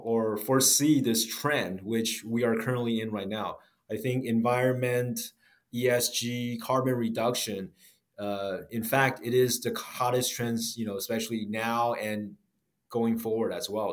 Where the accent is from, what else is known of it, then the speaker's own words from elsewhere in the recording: United States; I grew up in the States as well